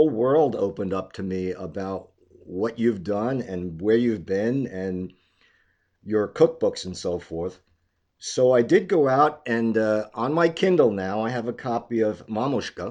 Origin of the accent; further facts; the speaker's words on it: United States; my Ukrainian-American point of view